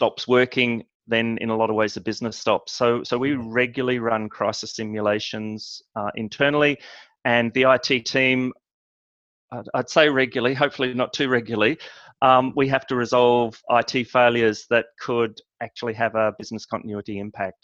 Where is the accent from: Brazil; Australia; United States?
Australia; moved away as an adult; now in Scotland, United Kingdom; I'm born and raised in Australia.